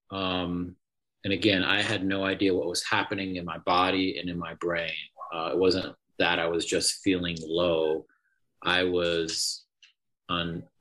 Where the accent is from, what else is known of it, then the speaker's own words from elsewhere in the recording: England, United Kingdom; born there; moved away; I was born in England, uh, but uh, obviously don't have an accent anymore.